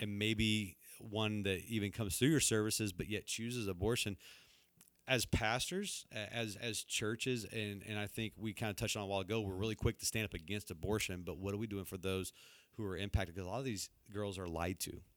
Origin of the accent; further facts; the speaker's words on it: Texas, United States; moved away; I grew up down in Texas